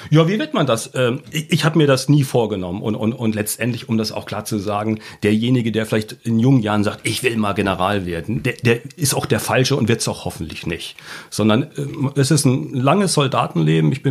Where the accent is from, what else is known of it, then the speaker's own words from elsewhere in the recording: Bavaria, Germany; now in North Frisia, Germany; in Bayern geboren, bin da eigentlich von, von der Herkunft Bayer, Franke, um genau zu sein.